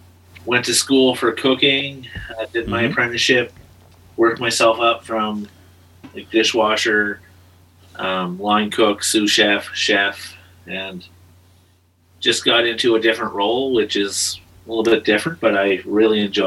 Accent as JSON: {"language": "English", "town": "Pictou", "region": "Nova Scotia", "country": "Canada", "tie": "born or raised there", "also_born_or_lived": "Halifax", "moved": "as an adult", "lives_now": "Calgary, Canada", "said": "We both grew up in Nova Scotia. I grew up in a small town called Pictou."}